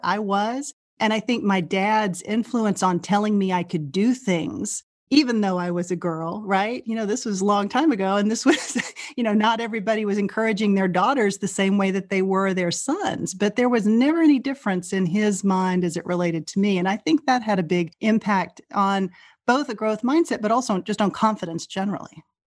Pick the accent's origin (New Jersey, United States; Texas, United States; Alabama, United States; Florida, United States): Texas, United States; Rising Star; moved away as an adult; now in Chevy Chase, United States; I grew up in Rising Star, Texas, which is a small, very small farming and ranching community of about eight hundred people that's in central Texas